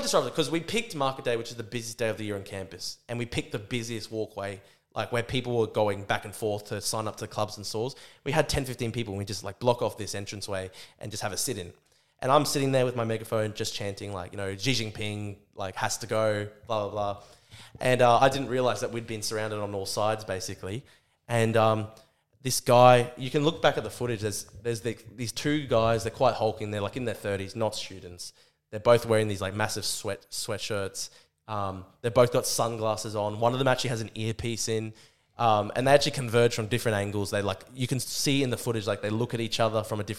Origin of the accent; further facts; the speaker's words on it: Brisbane, Queensland, Australia; I'm at my own university, my hometown.